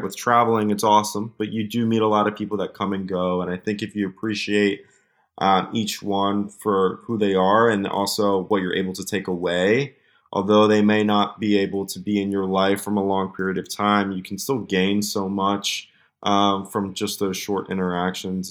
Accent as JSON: {"language": "English", "country": "United States", "said": "my privilege of just being an American citizen"}